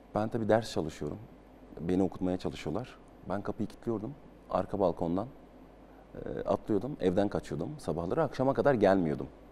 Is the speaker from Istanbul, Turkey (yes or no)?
no; Hatay, Turkey; moved away as an adult; Ben de altyapıdan çıkmış, e, bir futbolcu olarak Hatay'ın ve Hatay Spor'un öz evladıyım